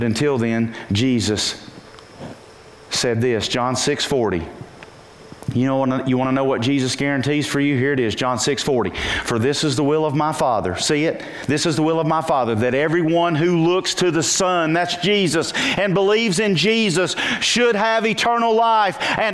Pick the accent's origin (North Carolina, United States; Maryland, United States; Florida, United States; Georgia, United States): North Carolina, United States; Purlear; I'm from Purlier, North Carolina.